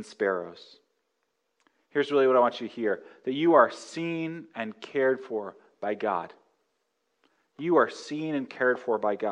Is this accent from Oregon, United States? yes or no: no; Northern California, United States; I grew up in Northern California, we had the 1989 earthquake